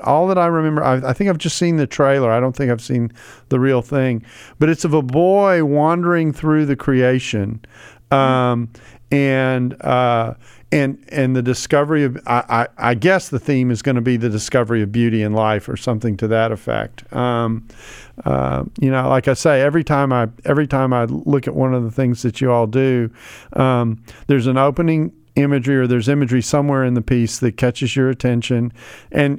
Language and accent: English; United States; as an American